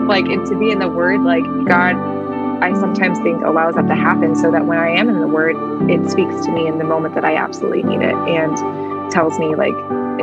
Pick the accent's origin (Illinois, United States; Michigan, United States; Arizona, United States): Illinois, United States; Peoria; also born or lived in Paris, France / Belgium / Detroit; I was born in Paris, lived in Belgium. So in Europe for a total of 8 years before we moved to Detroit, because my dad started working for Caterpillar and then led me to Peoria.